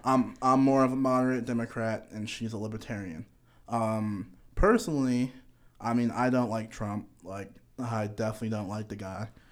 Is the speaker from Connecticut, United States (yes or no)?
yes; Connecticut, United States; moved away as an adult; now in Kentucky, United States; I'm from Connecticut.